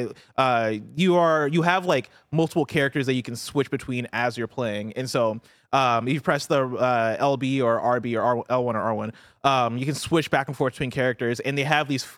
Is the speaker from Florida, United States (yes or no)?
no; Champaign, Illinois, United States; I grew up in Illinois and like Champaign, Illinois, which is fairly diverse, right? But even in Champaign, I always felt like I had this singular experience of like growing up in the U.S. with the parents that moved here from Nigeria.